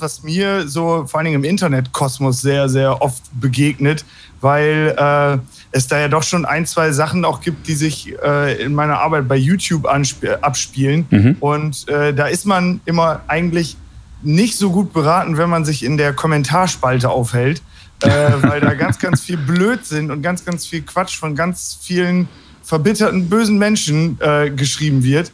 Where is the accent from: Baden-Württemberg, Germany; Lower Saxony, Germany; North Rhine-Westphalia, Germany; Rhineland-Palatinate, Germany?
Lower Saxony, Germany; Hagen am Teutoburger Wald; ich komme hier aus Hagen am Teutoburger Wald